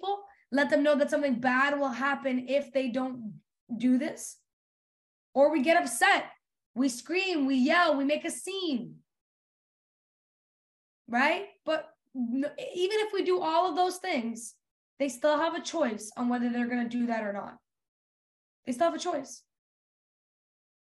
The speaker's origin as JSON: {"language": "English", "country": "Serbia", "tie": "born or raised there", "moved": "yes", "lives_now": "Canada", "said": "We grew up in Serbia. We didn't grow up in Canada. When we moved to Canada"}